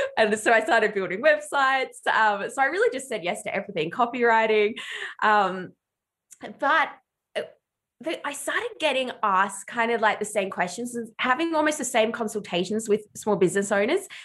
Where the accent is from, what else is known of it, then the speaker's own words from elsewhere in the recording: Ballarat, Victoria, Australia; I just did work experience everywhere in my hometown of Ballarat, which is regional Australia.